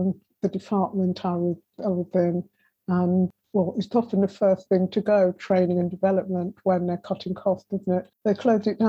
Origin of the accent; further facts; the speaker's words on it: Wolverhampton, West Midlands, United Kingdom; moved away as an adult; also born or lived in London; now in Fleckney, United Kingdom; I was brought up in Wolverhampton, which has a pretty large Jamaican community